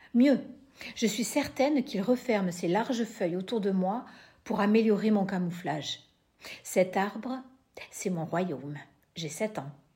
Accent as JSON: {"language": "French", "area": "Lot-et-Garonne", "region": "Nouvelle-Aquitaine", "country": "France", "tie": "born or raised there", "lives_now": "Bayonne, France", "said": "je suis née dans le Lot-et-Garonne, je vis à Bayonne"}